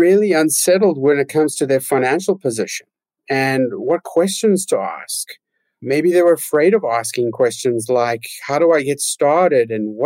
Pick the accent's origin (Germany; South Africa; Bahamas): South Africa; Johannesburg, Gauteng; I grew up in Johannesburg in South Africa